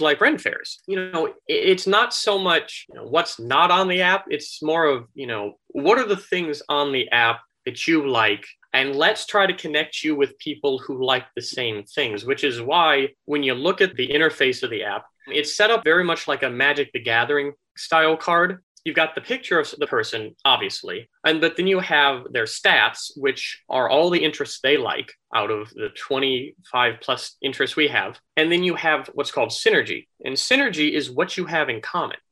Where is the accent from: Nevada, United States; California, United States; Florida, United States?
Florida, United States; moved away as an adult; also born or lived in Minnesota; now in Dallas, United States; I actually moved down to Florida when I was little.